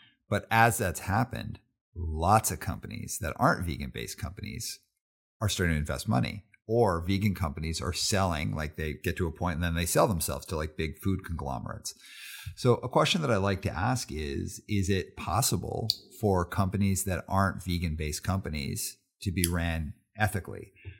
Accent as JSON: {"language": "English", "town": "Calgary", "region": "Alberta", "country": "Canada", "tie": "born or raised there", "said": "But I grew up in Calgary, Alberta. So it was like really tough to find stuff."}